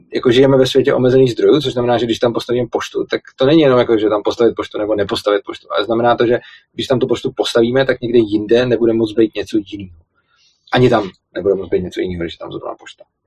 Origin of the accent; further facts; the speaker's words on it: Plzeň, Plzeň Region, Czechia; když jsem byl malý, tak já pocházím z Plzně a žil jsem vlastně v malé vesnici vedle Plzně